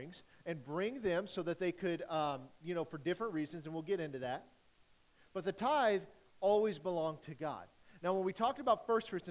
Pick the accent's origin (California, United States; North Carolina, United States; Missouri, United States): Missouri, United States; Rockport; from Rockport